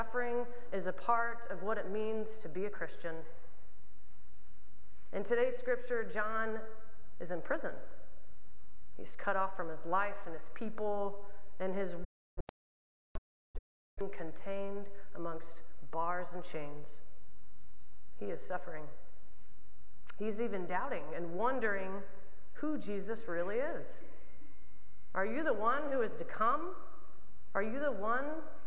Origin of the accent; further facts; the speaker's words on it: Oklahoma, United States; as a queer kid growing up in Oklahoma